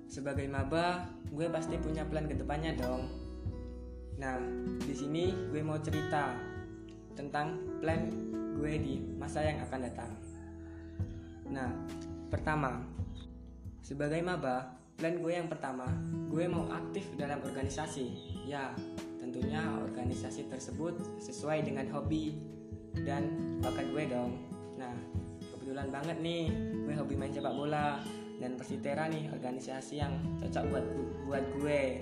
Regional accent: Musi Rawas, South Sumatra, Indonesia; Nama gue …, kalian bisa panggil gue … Gue dari Musirawas, Sumatera Selatan

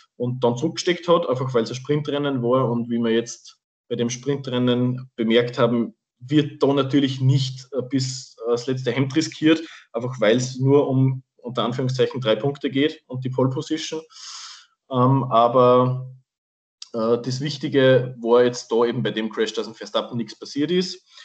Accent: Salzburg, Austria; falls man es am Dialekt noch nicht gemerkt hat, wir sind beide aus Österreich, besser gesagt aus Salzburg

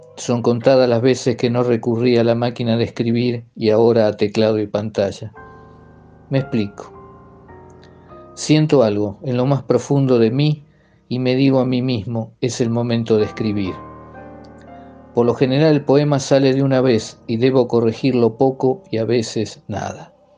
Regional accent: Pergamino, Buenos Aires Province, Argentina; nací en Pergamino, al norte de la provincia de Buenos Aires, en 1955

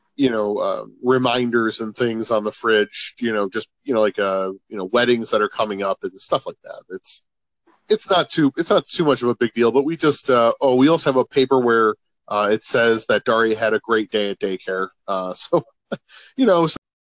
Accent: Chicago, Illinois, United States; moved away as an adult; since we've moved from Chicago

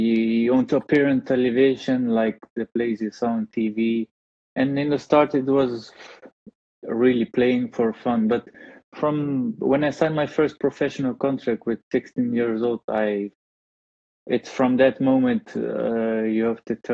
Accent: Rotterdam, South Holland, Netherlands; English is a second language; moved away as an adult; also born or lived in Bulgaria; now in Portugal; Then with 7 years old, we moved to another town, to Rotterdam. And then I started to play for the Youth Academy of Feyenoord. Played there for 12 years

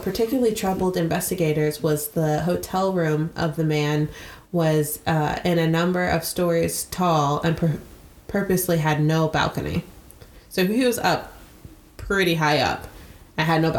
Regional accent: United States; as an American

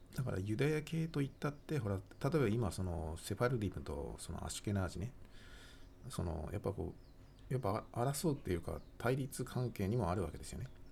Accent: Tohoku, Japan; now in Kanto, Japan; 私も東北の生まれだから、こっちに関東に入ってきてね

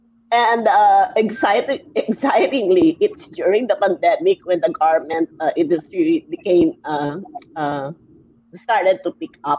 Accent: Taytay, Rizal, Philippines; Taytay. It's the garment capital of the Philippines.

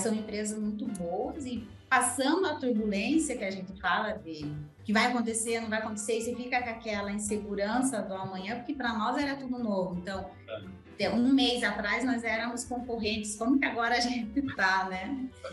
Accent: Canoinhas, Santa Catarina, Brazil; moved away; eu nasci em Canoinha, Santa Catarina, né? Uma cidade pequena. Então, nasci, cresci, vivi lá com meus pais

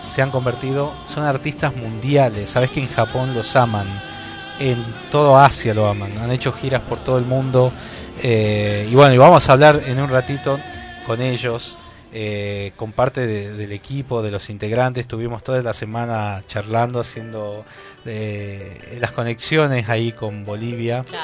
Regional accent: Tucumán, Argentina; nosotros somos de, de Tucumán, acá nació Mercedes Sosa

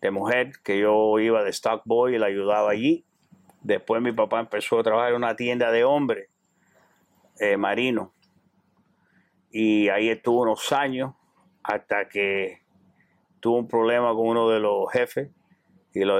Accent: Cuba; now in Miami, United States; Bueno, originalmente, cuando llegamos de Cuba, venimos para aquí, pero después nos fuimos para, New Jersey.

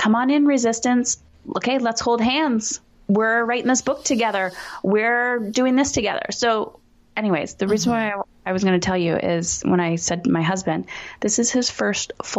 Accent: Canada; I'm Canadian

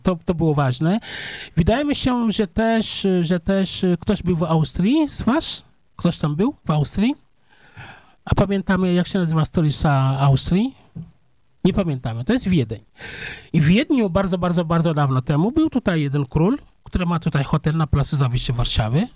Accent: Senegal; Polish is a second language; moved away as an adult; now in Poland; ja się urodziłem w wiosce

